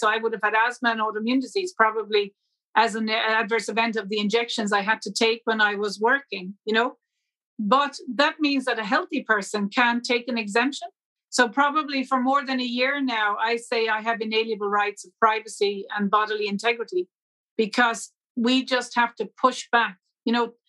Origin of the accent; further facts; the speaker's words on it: Ireland; I, as an Irish national